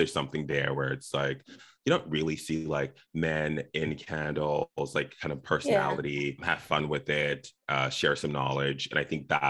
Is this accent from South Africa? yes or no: yes; South Africa; also born or lived in Zimbabwe; now in Los Angeles, United States; I was born in Zimbabwe. I grew up in South Africa, very far away from La La Land, where I live now.